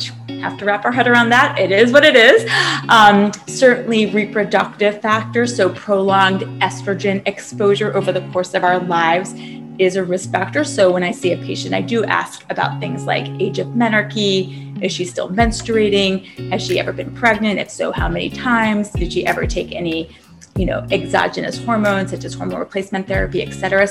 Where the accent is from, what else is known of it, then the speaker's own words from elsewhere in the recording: Savannah, Georgia, United States; moved away as an adult; now in Boston, United States; I grew up in Savannah, Georgia. I lived there from age 5 until I graduated from high school